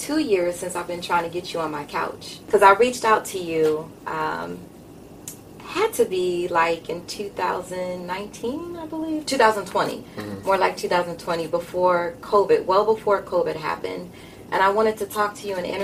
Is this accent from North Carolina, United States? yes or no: no; Maryland, United States; also born or lived in Baltimore, Maryland; now in South Florida, United States; Maryland is my hometown, and I was in Baltimore for about 12 years